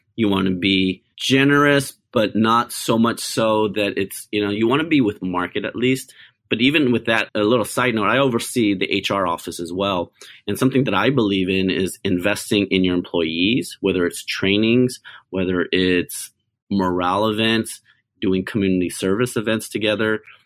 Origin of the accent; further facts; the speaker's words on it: United States; I'm an Asian American. I was born in America